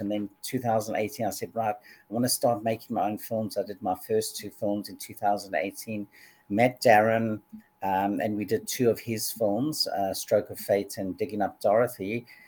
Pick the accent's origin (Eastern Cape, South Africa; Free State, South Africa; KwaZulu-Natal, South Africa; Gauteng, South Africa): KwaZulu-Natal, South Africa; Durban; I grew up in in Durban, South Africa